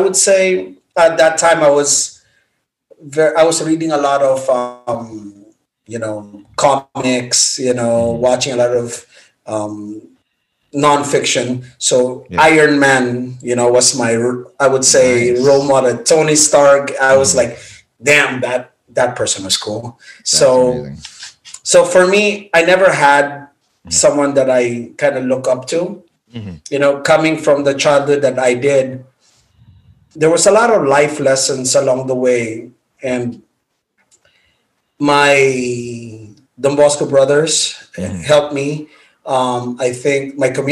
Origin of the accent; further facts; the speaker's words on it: Philippines; moved away as an adult; also born or lived in Makati; now in United States; I was born and raised in the Philippines, and I lived there for 18 years before I moved